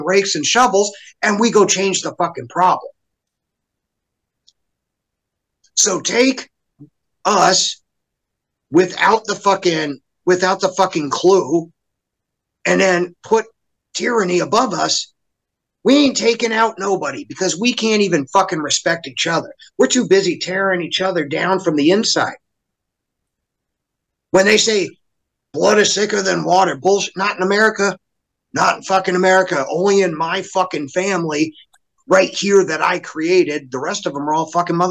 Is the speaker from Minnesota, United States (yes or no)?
no; Arizona, United States; growing up in Arizona